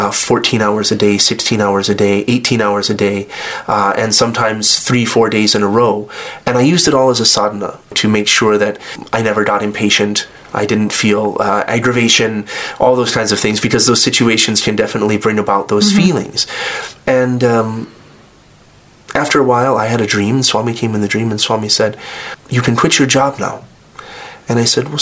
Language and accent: English; United States; moved away as an adult; I was born in the United States